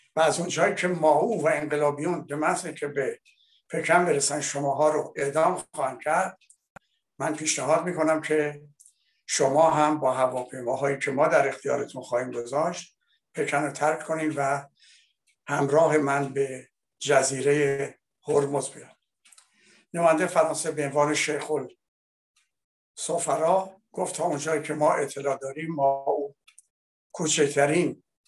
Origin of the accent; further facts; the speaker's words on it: Iran; now in France; من به عنوان یک ایرانی